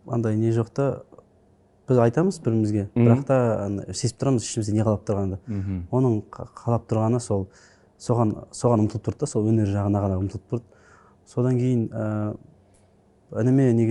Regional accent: Kazakhstan; ауылда өстім бес жасыма дейін алты жасыма дейін ауылда өстім әжемнің қолында

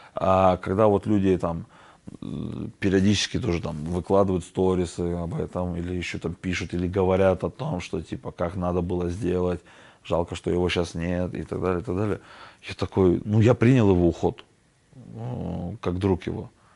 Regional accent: Kazakhstan; мы же казахи, мы же гостеприимные

